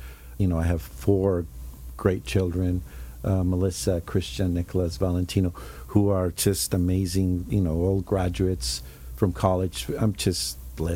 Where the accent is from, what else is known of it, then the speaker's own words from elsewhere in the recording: Mexico City, Mexico; now in Laguna Beach, United States; when I grew up in Mexico City, you know, everything was within walking distance